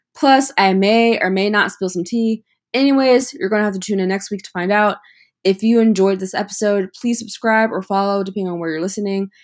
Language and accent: English; Atlanta, Georgia, United States; I was born in Atlanta, Georgia